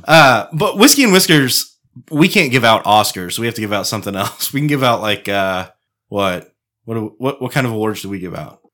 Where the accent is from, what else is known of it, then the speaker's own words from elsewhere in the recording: Apache Shores, Texas, United States; I grew up in the hood, dude. I grew up in Apache Shores